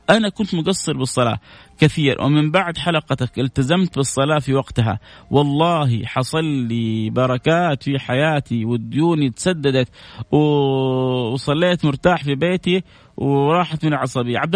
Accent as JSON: {"language": "Arabic", "country": "Pakistan", "said": "والله انا مدرس مدرسه آه، ايوه انا باكستاني امي هي بنت عمي هي إيه، في السعوديه"}